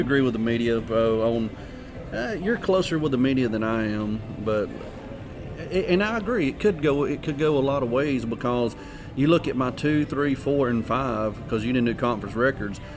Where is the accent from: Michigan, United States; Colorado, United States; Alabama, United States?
Alabama, United States; I'm, I'm from you know Alabama